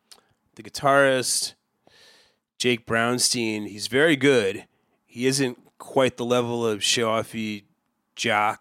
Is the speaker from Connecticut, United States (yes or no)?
yes; Cheshire, Connecticut, United States; where I grew up in Cheshire, Connecticut